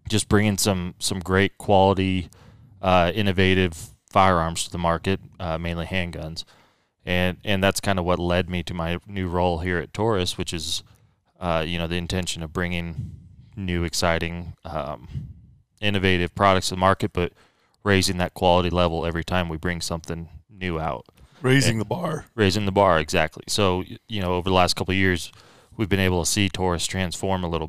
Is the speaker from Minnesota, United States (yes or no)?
no; Oregon, United States; I got a job with Crimson Trace, which was in my hometown out in Oregon